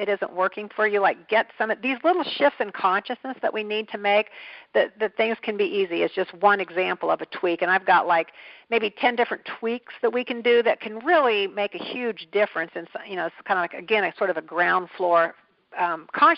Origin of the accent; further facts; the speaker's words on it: Kansas, United States; also born or lived in Kentucky; I lived a lot of my life in Kansas